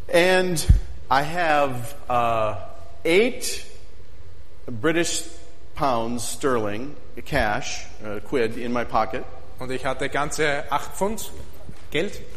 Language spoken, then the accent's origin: English; Midwest, United States; I mean, I grew up in the Midwest, and at lunchtime, I'm sitting.